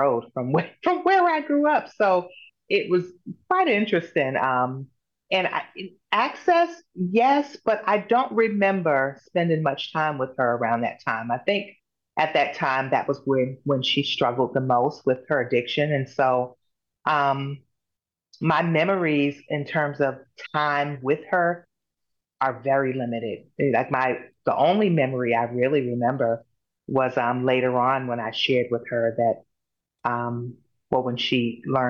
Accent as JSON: {"language": "English", "town": "Boston", "region": "Massachusetts", "country": "United States", "tie": "born or raised there", "said": "I grew up in Boston, Massachusetts, born and raised there"}